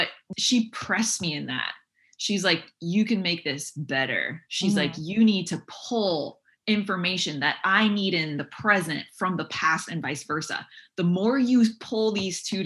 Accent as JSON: {"language": "English", "town": "Seattle", "region": "Washington", "country": "United States", "also_born_or_lived": "China / France / Europe / Middle East", "moved": "as an adult", "said": "I'm from Seattle"}